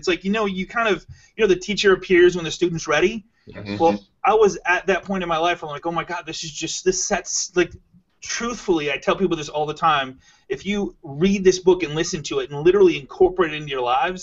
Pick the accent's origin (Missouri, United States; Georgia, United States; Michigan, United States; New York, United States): Michigan, United States; I'm from Michigan